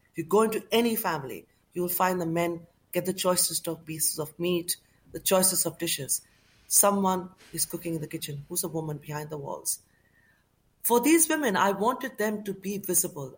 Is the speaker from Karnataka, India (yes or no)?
no; Kolkata, West Bengal, India; now in United Kingdom; growing up in Calcutta